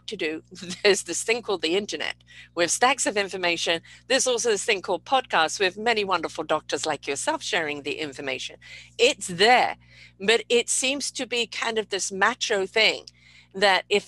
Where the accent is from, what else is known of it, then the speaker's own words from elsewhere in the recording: United Kingdom; being British